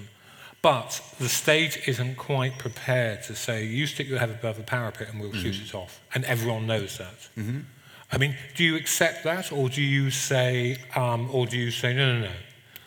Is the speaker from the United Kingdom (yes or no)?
yes; England, United Kingdom; being English